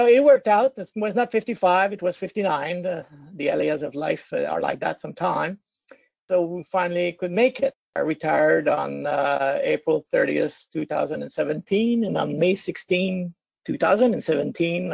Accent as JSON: {"language": "English", "town": "Trois-Rivières", "region": "Quebec", "country": "Canada", "tie": "born or raised there", "also_born_or_lived": "Toronto / United States / Ontario / British Columbia", "moved": "as an adult", "said": "I'm from Trois-Rivières, where on the St. Lawrence River"}